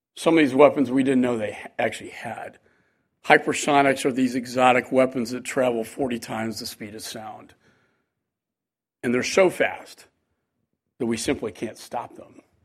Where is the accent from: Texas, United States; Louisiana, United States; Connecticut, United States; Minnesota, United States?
Texas, United States; Texas A and M University, my home state